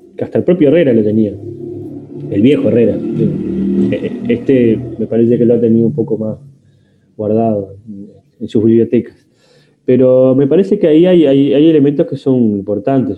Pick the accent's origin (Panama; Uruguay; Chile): Uruguay; 3 millones y medio de habitantes de Uruguay que somos